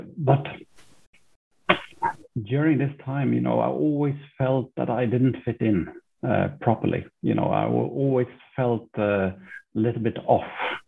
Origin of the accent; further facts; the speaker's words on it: Sweden; also born or lived in Finland / Norway / Switzerland / Dubai; I've got a little bit of a mixed background. My mother is Norwegian. My father is British. I was born in Finland. I grew up in Sweden.